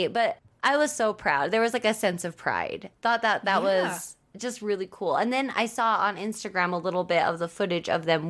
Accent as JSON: {"language": "English", "country": "United States", "tie": "born or raised there", "said": "proving that I am American because I've lived here my entire life. I was born and raised here."}